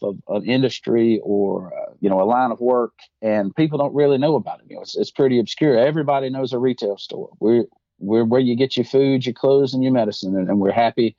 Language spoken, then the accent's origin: English; Madison County, just outside of Athens, Georgia, United States; I grew up just outside of Athens in Madison County. My family's been in the Athens area for quite a long time.